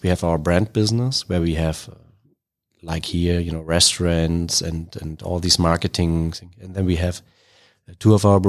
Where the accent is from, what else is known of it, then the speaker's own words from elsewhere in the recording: Berlin, Germany; moved away as an adult; now in Charlotte, United States; So I'm from Berlin.